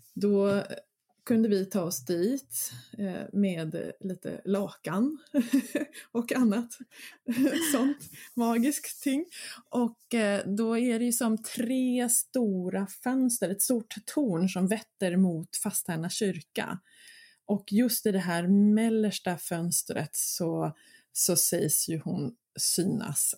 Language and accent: Swedish; Mörby slottsruin, Stockholm County, Sweden; Mina hemtrakter. Eh, där var jag väldigt mycket som barn och sprang runt